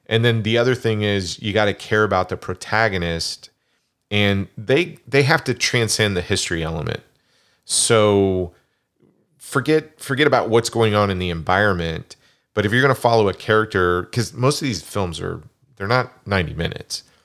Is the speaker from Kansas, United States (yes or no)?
yes; Kansas, United States; I grew up in Kansas.